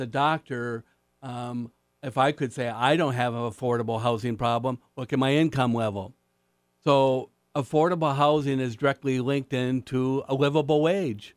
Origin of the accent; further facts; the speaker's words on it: Marquette, Michigan, United States; my hometown, Marquette